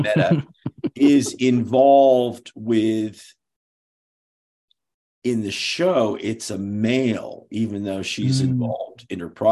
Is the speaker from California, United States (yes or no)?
yes; San Francisco Bay Area, California, United States; moved away; also born or lived in Hollywood / Pasadena / New England; I'm from the Bay Area